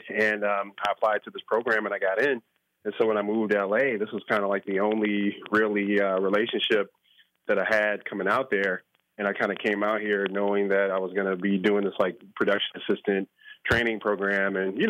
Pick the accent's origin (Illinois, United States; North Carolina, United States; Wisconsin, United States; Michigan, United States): Illinois, United States; Chicago; football growing up in Chicago was kind of that for me.